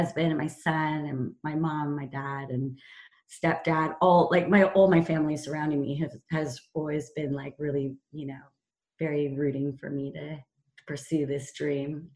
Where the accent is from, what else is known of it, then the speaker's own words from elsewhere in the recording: Topanga, California, United States; moved away as an adult; also born or lived in Amsterdam; now in London, United Kingdom; growing up in California in Topanga